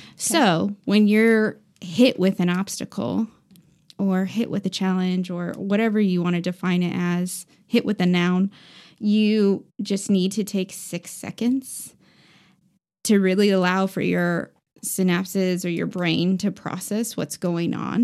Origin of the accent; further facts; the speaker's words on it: Indianapolis, Indiana, United States; moved away; also born or lived in Aurora, Colorado; I was born in Colorado, Aurora, Colorado